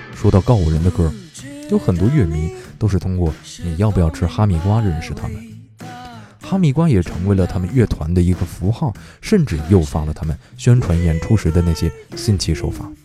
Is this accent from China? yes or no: yes; Beijing, China; 我是北京人